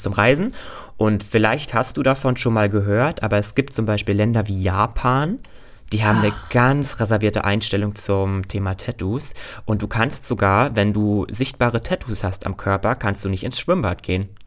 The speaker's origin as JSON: {"language": "German", "region": "Berlin", "country": "Germany", "tie": "born or raised there", "said": "Berlin ist meine Heimat"}